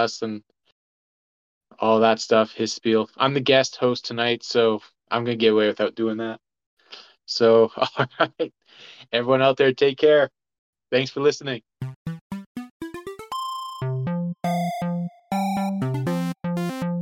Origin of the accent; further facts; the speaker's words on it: Edmonton, Alberta, Canada; when I was a kid growing up in Edmonton